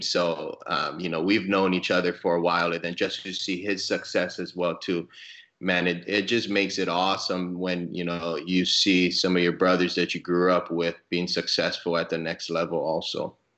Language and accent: English; Hawaii, United States; moved away as an adult; also born or lived in Arizona / Oklahoma; I, I grew up in Hawaii, so I played high school baseball in Hawaii